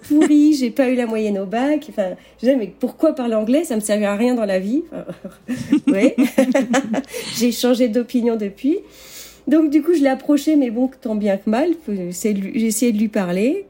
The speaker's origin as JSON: {"language": "French", "town": "Rennes", "region": "Brittany", "country": "France", "moved": "as an adult", "lives_now": "Las Vegas, United States", "said": "À l'origine, je suis de Bretagne, de Rennes."}